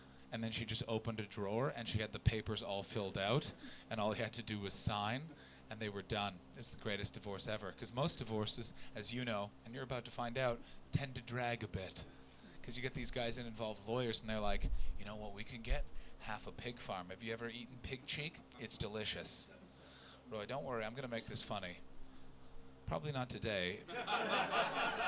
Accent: Canada; moved away; I come from Canada

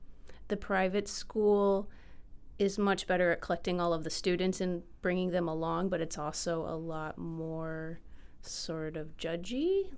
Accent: Michigan, United States; I am from Michigan, but my family moved around a lot, so it's hard to say, like, where in Michigan I'm from. So I sometimes say Detroit, I sometimes say Flint, I sometimes say Midland, and then Traverse City

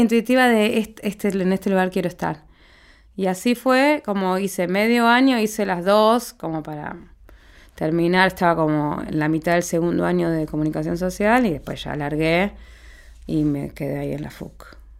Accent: Paraná, Entre Ríos, Argentina; Cuando yo era adolescente, en Paraná, ciudad, mi ciudad natal

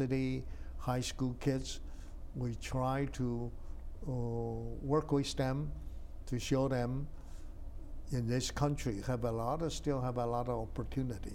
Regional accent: Taiwan; born or raised there; English is a second language; moved away as an adult; also born or lived in China / Shanghai; now in United States

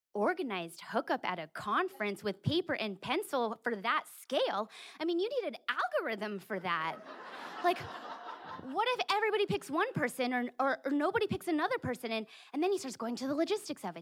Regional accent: California, United States; moved away; my home state of California

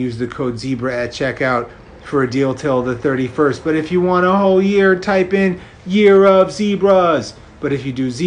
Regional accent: New York City, New York, United States; growing up in New York City

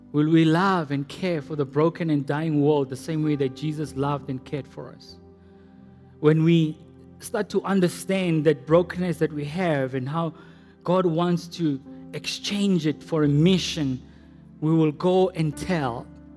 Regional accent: Potchefstroom, North West, South Africa; growing up in Potchefstroom

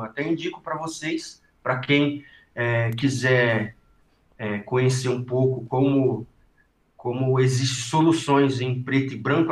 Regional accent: ABC Paulista, São Paulo, Brazil; eu sou do ABC paulista

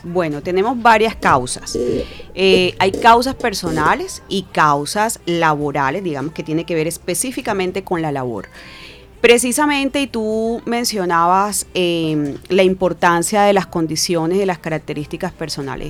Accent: Cartagena, Bolívar, Colombia; moved away as an adult; now in Barranquilla, Colombia; psicóloga eh, cartagenera, realmente, ya tengo 17 años viviendo en Barranquilla, pero soy de Cartagena

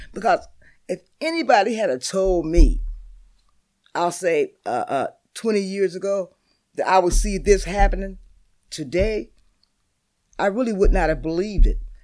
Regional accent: Seattle, Washington, United States; I've been in Seattle my whole life. I was born here.

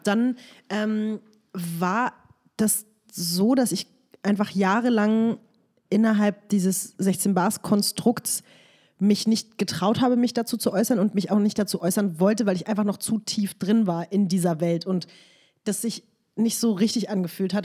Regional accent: Berlin, Germany; in meiner Heimatstadt

